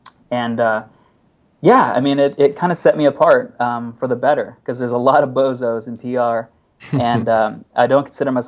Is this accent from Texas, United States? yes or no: yes; Texas, United States; accent: Texas; Yeah, so I am from Texas originally. I haven't retained much of a Texas accent, which is probably for the better because it's a very weird, bizarre accent.